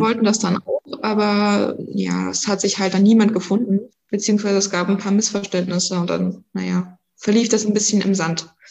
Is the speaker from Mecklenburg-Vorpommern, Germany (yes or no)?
yes; Pasewalk, Mecklenburg-Vorpommern, Germany; ich komme aus Pasberg, bin 16 Jahre alt und ich gehe auf das Oskar-Picht-Gymnasium in die 10. Klasse